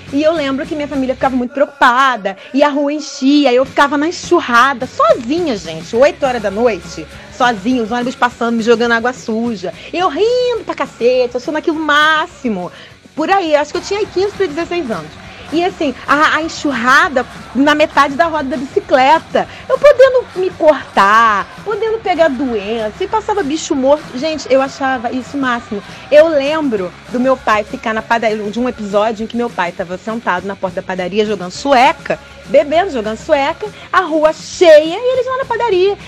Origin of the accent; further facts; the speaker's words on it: Duque de Caxias, Rio de Janeiro, Brazil; Eu sou de Duque de Caxias.